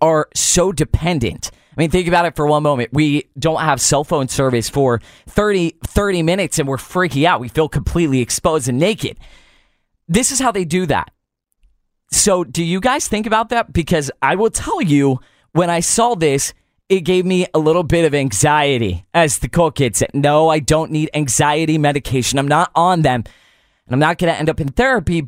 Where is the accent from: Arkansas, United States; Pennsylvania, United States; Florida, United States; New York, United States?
Pennsylvania, United States; Pittsburgh; Growing up in Pittsburgh, Pennsylvania, and my dad was a pastor